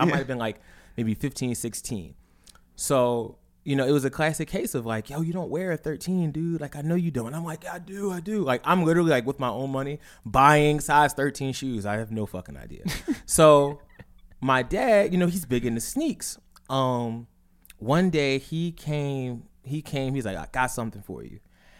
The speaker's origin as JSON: {"language": "English", "town": "Philadelphia", "region": "Pennsylvania", "country": "United States", "tie": "born or raised there", "said": "Like growing up in Philly back in like the early 2000s was like the shit."}